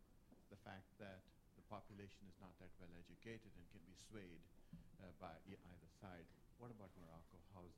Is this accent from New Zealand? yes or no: no; Pakistan; moved away; I come from Pakistan